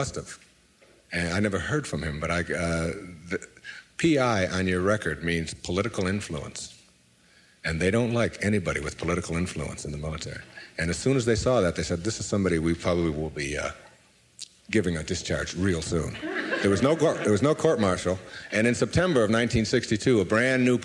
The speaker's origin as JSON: {"language": "English", "town": "Detroit", "region": "Michigan", "country": "United States", "tie": "born or raised there", "moved": "as an adult", "said": "my hometown was Detroit"}